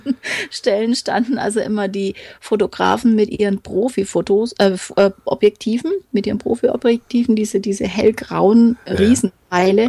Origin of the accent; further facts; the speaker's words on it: Franconia, Bavaria, Germany; ich bin äh, aus dem Frankenland, da bin ich auch stolz drauf